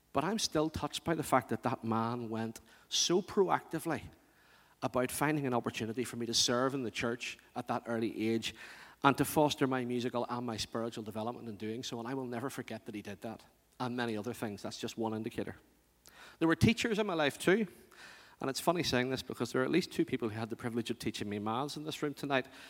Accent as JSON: {"language": "English", "region": "Northern Ireland", "country": "United Kingdom", "tie": "born or raised there", "said": "organists in the churches I grew up"}